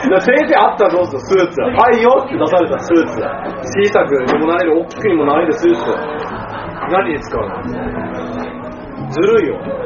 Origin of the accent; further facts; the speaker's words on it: Miyagi, Japan; 私の出身の宮城県